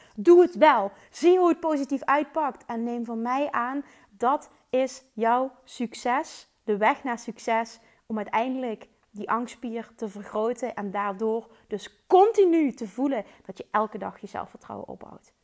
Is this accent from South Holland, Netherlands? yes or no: no; Limburg, Netherlands; Ik kom uit Limburg, maar ze waarschijnlijk vinden waarschijnlijk mijn accent wel super stom